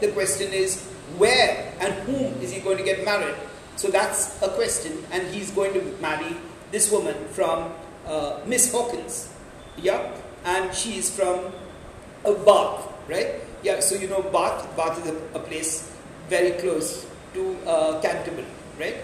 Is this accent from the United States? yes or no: no; India